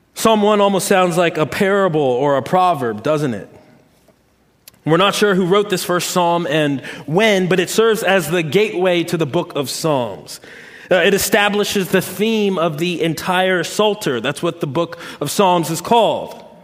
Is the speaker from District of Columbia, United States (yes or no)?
yes; Washington, District of Columbia, United States; moved away as an adult; now in the South, United States; I'm from Washington, D.C., uh, moving to the South